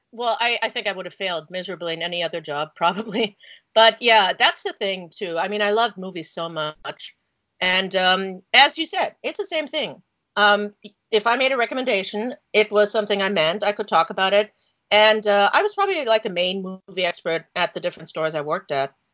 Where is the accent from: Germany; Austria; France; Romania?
Germany; English is a second language; moved away as an adult; now in United States; I was born and raised in Germany, but I'm German American. My mom's American